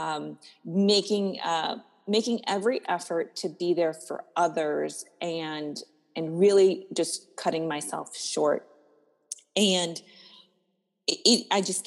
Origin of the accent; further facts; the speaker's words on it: East Coast, United States; now in Apple Valley, United States; I am originally from the East Coast